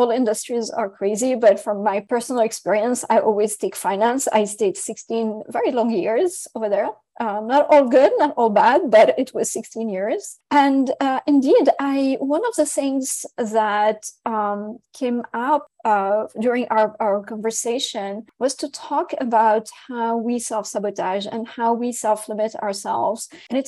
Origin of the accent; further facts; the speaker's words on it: Syria; English is a second language; also born or lived in France; I was born in France from Lebanese, Syrian, Armenian parents who left France to go back to Syria.